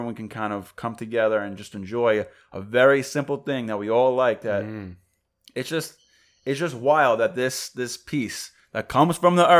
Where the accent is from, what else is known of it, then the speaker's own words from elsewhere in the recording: New York, United States; also born or lived in Atlanta / Connecticut; I'm from New York.